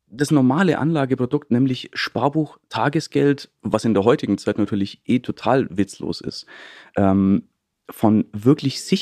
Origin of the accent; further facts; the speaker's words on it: Treuchtlingen, Bavaria, Germany; Treuchtlingen, das ist so eine kleine Stadt in Mittelfranken, so zwischen München und Nürnberg